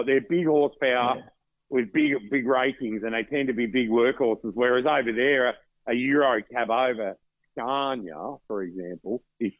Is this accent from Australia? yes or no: yes; Western Australia, Australia; We're from West Australia.